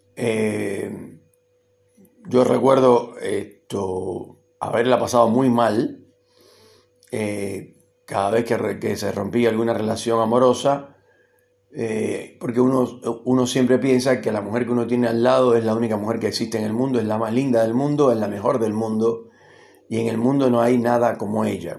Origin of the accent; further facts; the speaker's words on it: Cuba; moved away as an adult; now in Argentina; llevo tanto tiempo viviendo acá como el que viví en Cuba más o menos y considero que este país también es mi país. Además yo soy argentino naturalizado